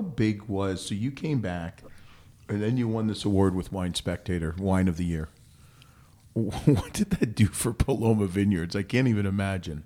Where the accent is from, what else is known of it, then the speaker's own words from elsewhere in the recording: Canada; I'm Canadian